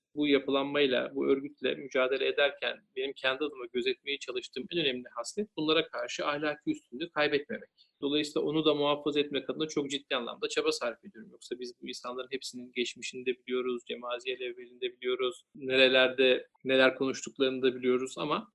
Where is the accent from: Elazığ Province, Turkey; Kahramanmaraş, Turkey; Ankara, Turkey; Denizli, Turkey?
Denizli, Turkey; ben Denizliliyim. Aslen de yürüyüm.